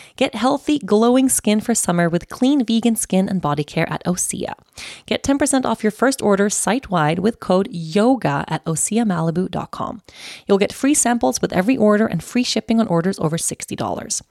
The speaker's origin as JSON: {"language": "English", "country": "Sweden", "tie": "born or raised there", "moved": "as an adult", "said": "when I grew up in Sweden, especially in my teenage years, like my last years that I had here before I moved away"}